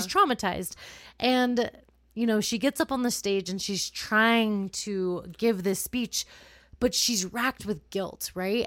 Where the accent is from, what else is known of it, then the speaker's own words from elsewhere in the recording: California, United States; I grew up in California